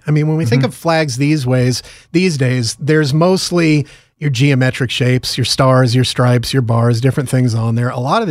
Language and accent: English; outside New York City, United States; I grew up outside of New York City